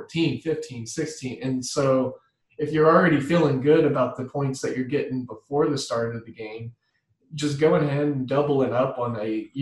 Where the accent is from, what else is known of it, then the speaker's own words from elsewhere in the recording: Midwest, United States; I'm from the Midwest